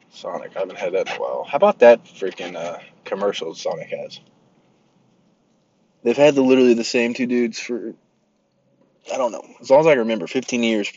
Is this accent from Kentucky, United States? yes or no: yes; Kentucky, United States; I'm from Kentucky